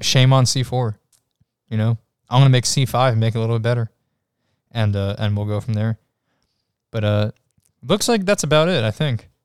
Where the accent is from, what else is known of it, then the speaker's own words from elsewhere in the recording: New York, United States; I'm from I'm from New York.